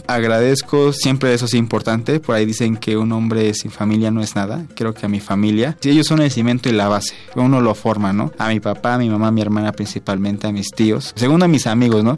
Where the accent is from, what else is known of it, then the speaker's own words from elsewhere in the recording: Mexico City, Mexico; nací en la Ciudad de México, 26 de agosto, nací hace 25 años